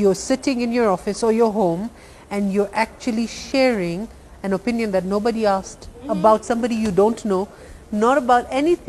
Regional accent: Kenya; we're Kenyan. Mm-hmm. I've lived here my entire life. I was born here.

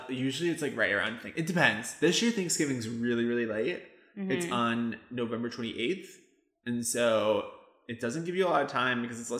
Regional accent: Michigan, United States; moved away; growing up in Michigan, the leaves would always change.

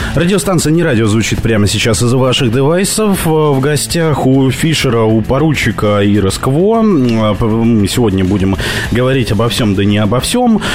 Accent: Petropavlovsk-Kamchatsky, Kamchatka Krai, Russia; now in Moscow, Russia; я говорил с Петропавловска-Камчатского

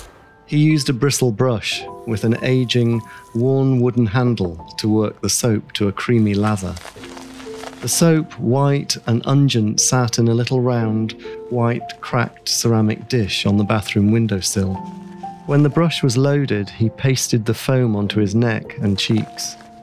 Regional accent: England, United Kingdom; now in Bali, Indonesia; I'm English, but I live most of the time in Bali.

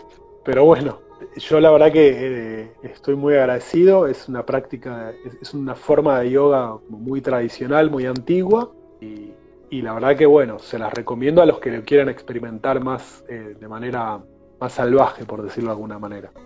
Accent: Argentina; moved away as an adult; Cuando a los 20 años me fui de Argentina

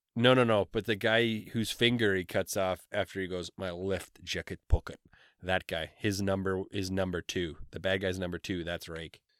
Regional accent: Canada; we're Canadian

